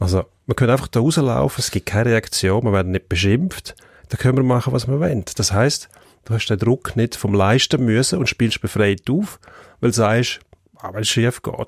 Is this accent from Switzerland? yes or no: yes; Switzerland; bei uns in der Schweiz